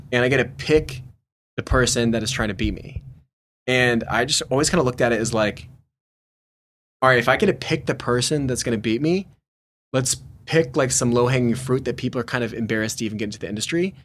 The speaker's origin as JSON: {"language": "English", "town": "Nashville", "region": "Tennessee", "country": "United States", "tie": "born or raised there", "said": "driving around a pickup truck in my hometown"}